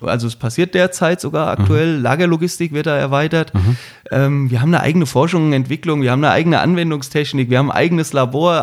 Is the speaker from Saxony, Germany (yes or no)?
no; Wiesbaden, Hesse, Germany; ich komme ja aus Wiesbaden, also aus dem Ortsteil von Wiesbaden